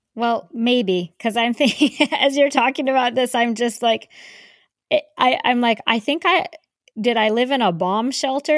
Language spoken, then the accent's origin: English; Colorado, United States; I grew up in Colorado